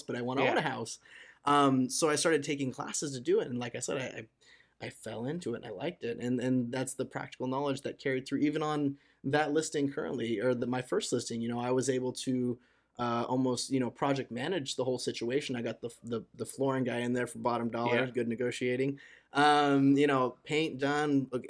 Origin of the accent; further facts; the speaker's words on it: Torrance, California, United States; I grew up in Torrance, California